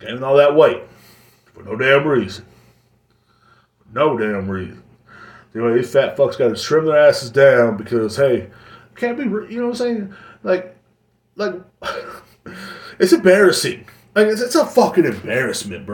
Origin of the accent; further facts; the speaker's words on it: Kingsland, Texas, United States; moved away; my hometown, or where my parents stay at, in Kingsland